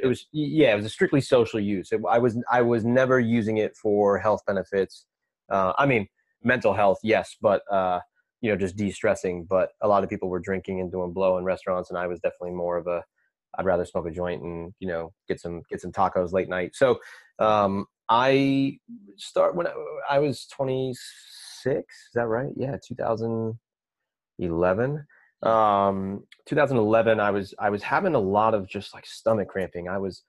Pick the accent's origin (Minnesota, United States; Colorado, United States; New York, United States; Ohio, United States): Minnesota, United States; Minneapolis; I ended up going back to regular college in Minnesota, which is where I'm from Minneapolis.